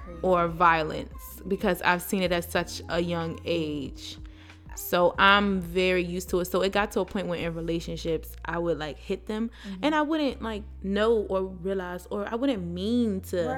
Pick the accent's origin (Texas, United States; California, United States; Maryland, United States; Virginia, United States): Maryland, United States; Baltimore; I'm from Baltimore. We're from Baltimore